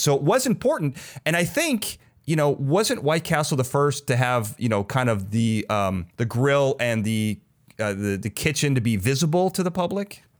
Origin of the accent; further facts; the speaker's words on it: Chicago, Illinois, United States; now in California, United States; I'm from Chicago.